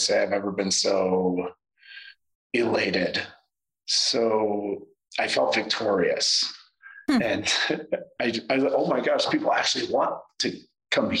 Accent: Indiana, United States; now in Atlanta, United States; I grew up in Trailer Park, Indiana

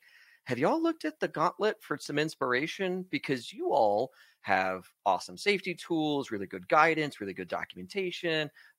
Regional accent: Texas, United States; We're both from Texas.

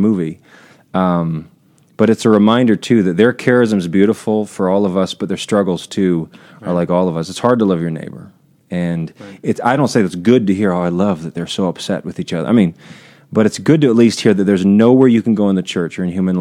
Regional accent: Steubenville, Ohio, United States; growing up in Steubenville, Ohio

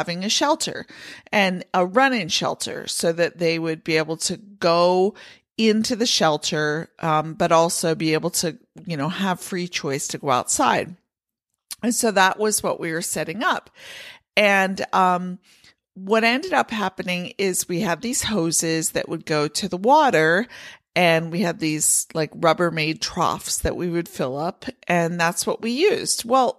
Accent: Pennsylvania, United States; Now, I grew up in Pennsylvania with horses where we kept the horses in the barn over the winter.

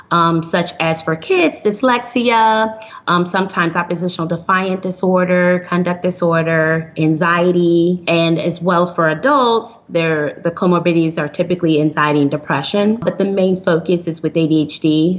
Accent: Flint, Michigan, United States; now in Houston, United States; I'm originally from Flint, Michigan

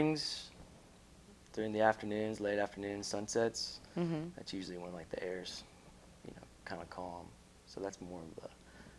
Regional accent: Tennessee, United States; also born or lived in Florida; now in Saipan, Northern Mariana Islands; I'm from Tennessee.

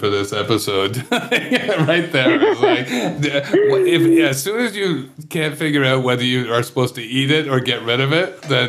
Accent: Kingston, Ontario, Canada; now in Toronto, Canada; when I grew up in Kingston

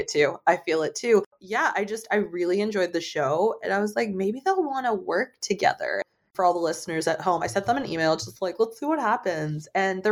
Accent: St. Louis, Missouri, United States; I'm from the St. Louis area and the area code here is 314

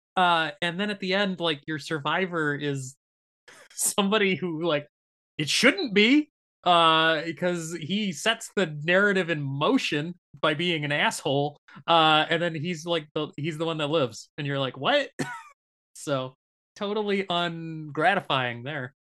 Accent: Michigan, United States; growing up in Michigan

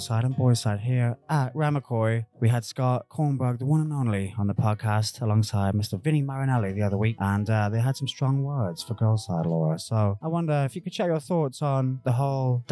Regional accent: United Kingdom; moved away; I'm a British guy

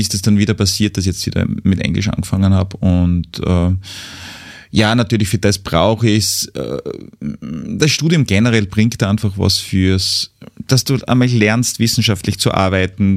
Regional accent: Mürzzuschlag, Styria, Austria; einen großen Teil meiner Kindheit habe ich in den Räumlichkeiten ähm, des Brahms-Museums in Metz-Zuschlag mhm. verbracht

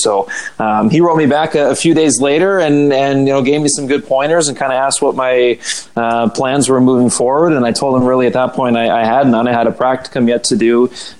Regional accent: Campbell River, British Columbia, Canada; now in Toronto, Canada; Corey and I were born and raised in Campbell River. If parents still live in the same house back there.

